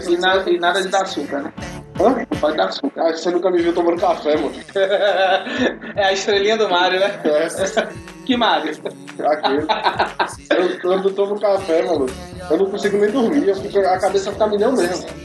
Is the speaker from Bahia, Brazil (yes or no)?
yes; Paripiranga, Bahia, Brazil; now in Salvador, Brazil; Eu vim de Paripiranga pra contar. É, vim de Paripiranga pra contar essa história.